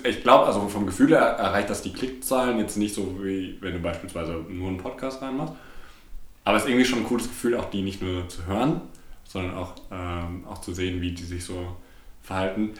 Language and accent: German; Bochum, North Rhine-Westphalia, Germany; also born or lived in Berlin / London; bin zwar hier geboren und äh, lebt den Großteil meines Lebens schon hier